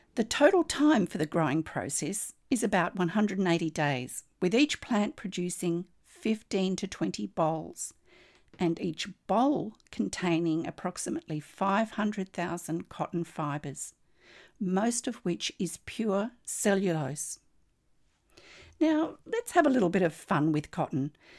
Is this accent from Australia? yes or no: yes; Australia